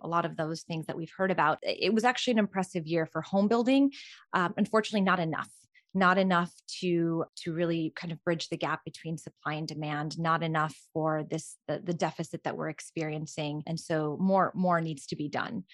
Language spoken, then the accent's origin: English; Albania; moved away; I was born and raised in Albania